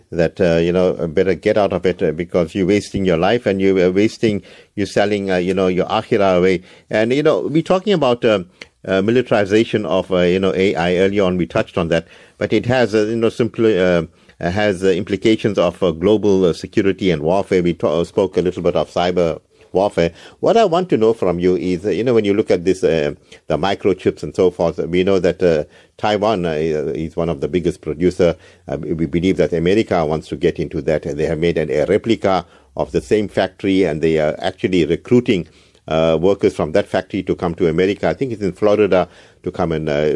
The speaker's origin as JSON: {"language": "English", "town": "Isipingo", "region": "KwaZulu-Natal", "country": "South Africa", "tie": "born or raised there", "said": "my hometown, Sepingo Beach"}